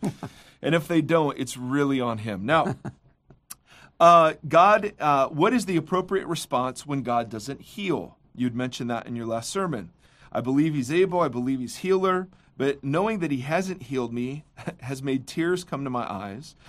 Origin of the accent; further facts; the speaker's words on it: Midwest, United States; now in Orange County, United States; as a Midwesterner